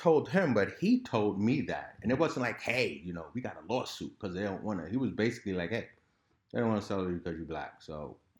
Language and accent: English; Harlem, New York, United States; And I didn't know it at the time because I came from Harlem.